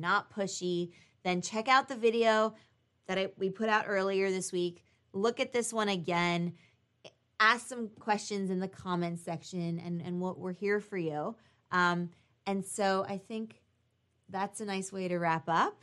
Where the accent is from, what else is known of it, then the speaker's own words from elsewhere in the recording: United States; we're both American